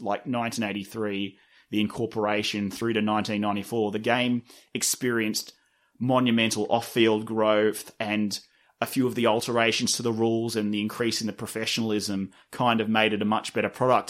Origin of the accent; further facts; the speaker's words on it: Sydney, New South Wales, Australia; I'm from Sydney, but, and I grew up in Russell Lee, which is a small suburb wedged between Drumoyne and Fivedok